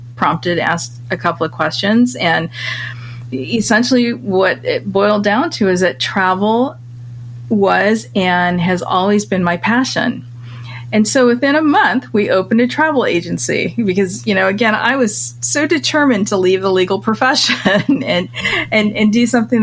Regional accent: Michigan, United States; moved away as an adult; also born or lived in London; my home state of Michigan, where I grew up as a kid

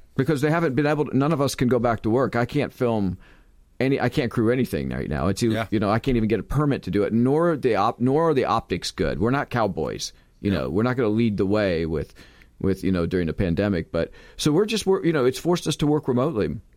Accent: Sarasota, Florida, United States; moved away as an adult; also born or lived in Los Angeles, California; … and I are both Florida natives. We're from Sarasota

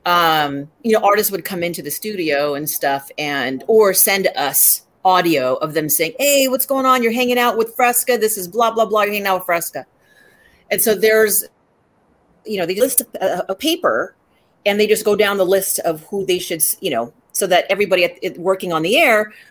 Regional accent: Philippines; and a lot of people don't know that I'm Filipino.

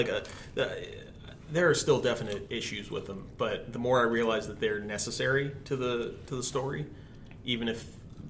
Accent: Toronto, Ontario, Canada; also born or lived in New York, United States; even though I'm from born and raised in Toronto, I'm a little partial to New York slices.

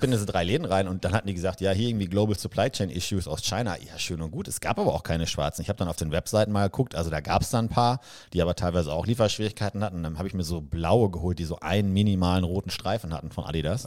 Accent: Germany; also born or lived in Vancouver, Canada; ich gehe jetzt zum ersten Mal als Deutscher

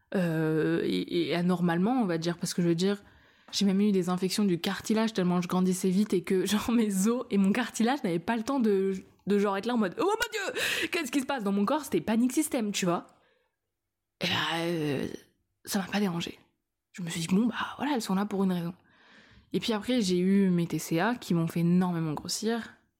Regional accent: France; Je suis française

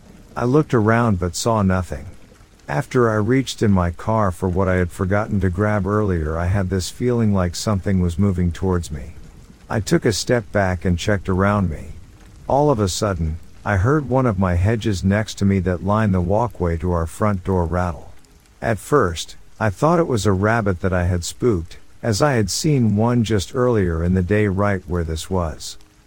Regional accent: Oregon, United States; now in Las Vegas, United States; Me growing up in Oregon loved the rain, and for the past 10 years we lived in Vegas

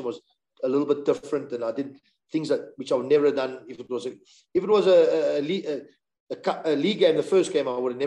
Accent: South Africa; where are you from? South Africa

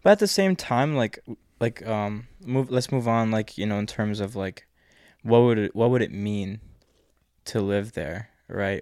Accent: United States; being an American in the East

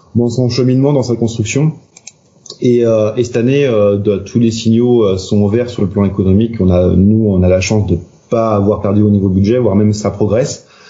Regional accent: Nantes, Pays de la Loire, France; je suis nantais, donc je parle beaucoup de Nantes

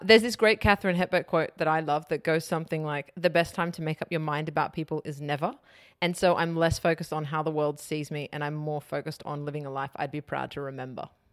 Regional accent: Sydney, New South Wales, Australia; also born or lived in Wetherill Park; I was born in Weatherall Park, but I spent my teenage years in the inner west of Sydney.

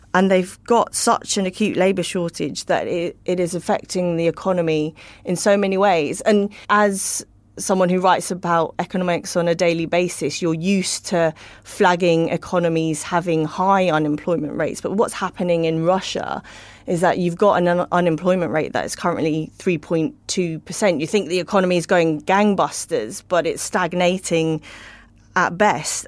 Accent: United Kingdom; as a Brit

